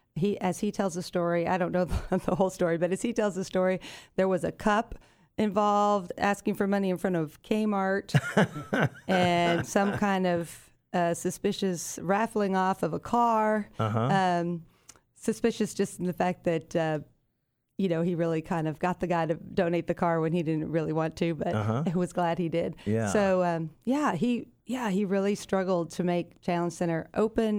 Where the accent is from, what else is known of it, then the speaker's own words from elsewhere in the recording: Yorba Linda, California, United States; I'm a Southern California kid, born and raised in Yorba Linda, California